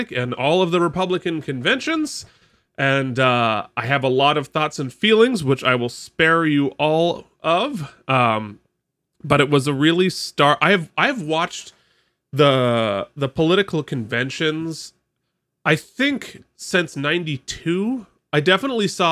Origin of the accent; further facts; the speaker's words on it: Vermont, United States; I was raised in Vermont, sort of on a farm